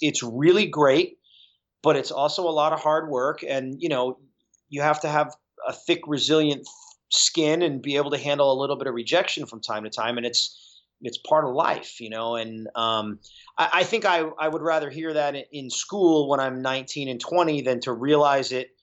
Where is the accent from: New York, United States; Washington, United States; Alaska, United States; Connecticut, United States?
Connecticut, United States; southeastern; moved away; also born or lived in Uncasville, Connecticut; I grew up in Connecticut